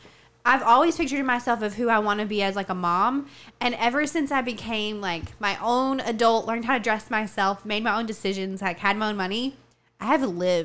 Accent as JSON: {"language": "English", "region": "Tennessee", "country": "United States", "tie": "born or raised there", "moved": "yes"}